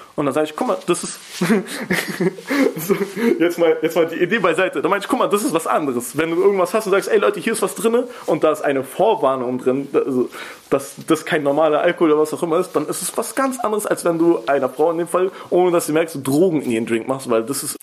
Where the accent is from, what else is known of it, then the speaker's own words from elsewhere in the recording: Berlin, Germany; Ich komme natürlich irgendwie aus Kreuzberg, aber zum Beispiel bei mir ist es so, ich komme nicht aus einer bildungsfernen Familie